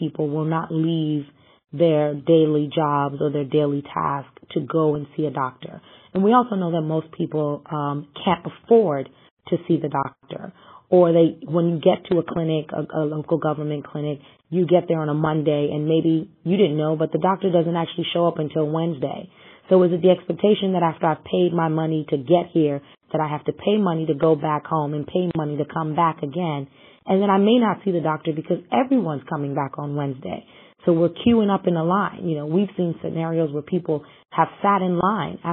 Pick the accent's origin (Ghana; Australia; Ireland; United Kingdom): Ghana; now in New York, United States; as a Ghanaian